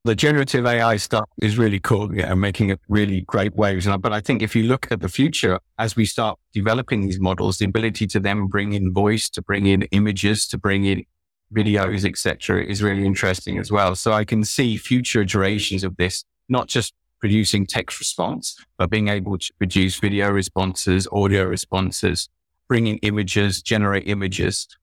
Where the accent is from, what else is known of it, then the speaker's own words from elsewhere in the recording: United Kingdom; moved away; I'm British